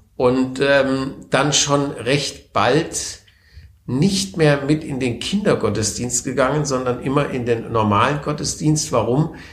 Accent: Konstanz, Baden-Württemberg, Germany; also born or lived in Wertheim, Baden-Württemberg / Mannheim; Ich bin die ersten zehn Jahre meines Lebens aufgewachsen in Bestenheit. Das ist ein kleiner Vorort von Wertheim am Main.

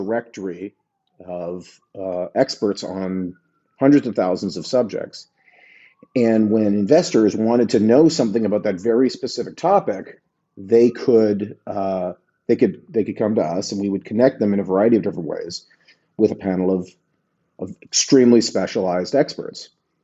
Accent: Vancouver, British Columbia, Canada; moved away as an adult; also born or lived in Montreal, Canada; now in New York, United States; I'm originally from Vancouver, went to McGill

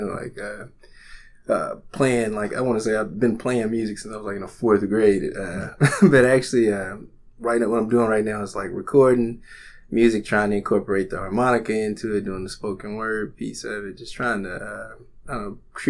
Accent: Little Rock, Arkansas, United States; I grew up here in Little Rock

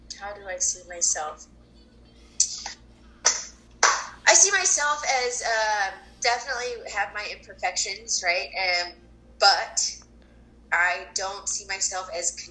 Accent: Colorado, United States; moved away; I was born and raised in Colorado

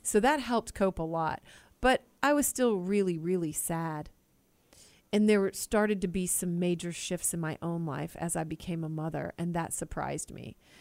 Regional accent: Killeen, Texas, United States; I was raised in Killeen, Texas

